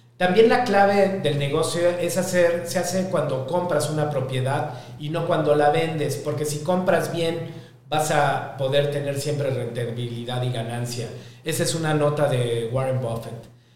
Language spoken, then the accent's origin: Spanish; Mexico; soy mexicano, tengo 49 años